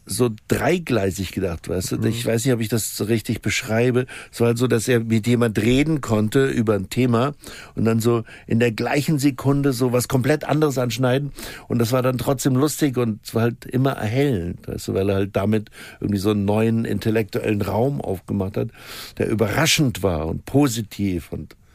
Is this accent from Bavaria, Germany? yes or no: yes; Munich, Bavaria, Germany; born there; Gebürtige Münchnerin, ja.